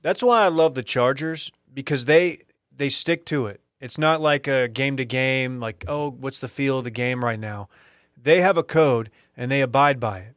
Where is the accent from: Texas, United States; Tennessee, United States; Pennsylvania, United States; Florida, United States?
Texas, United States; Duncanville; That's my, my hometown, if you're new here. It's my high school